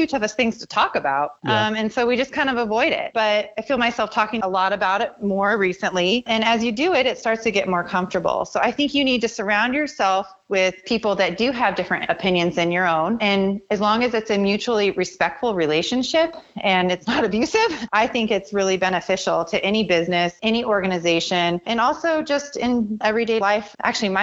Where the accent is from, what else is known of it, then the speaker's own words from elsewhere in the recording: the Northwest, Pacific Northwest, United States; I'm from the Northwest